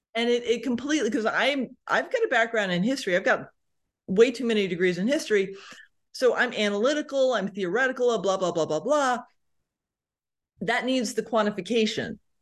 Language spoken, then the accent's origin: English; Connecticut, United States; moved away; I'm from Connecticut originally, so, y, you know, East Coast